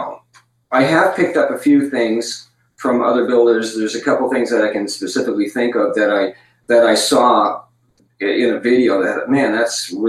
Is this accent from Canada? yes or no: yes; Windsor, Ontario, Canada; I was born in Windsor, Ontario